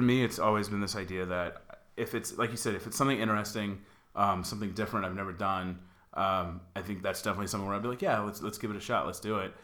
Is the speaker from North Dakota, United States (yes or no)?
no; Dallas, Texas, United States; now in Los Angeles, United States; I'm from Dallas